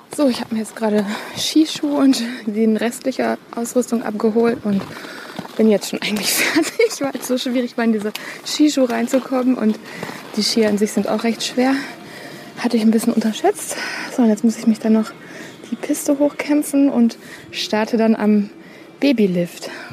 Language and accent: German; Ostwestfalen-Lippe, North Rhine-Westphalia, Germany; ich komme ja aus Ostwestfalen-Lippe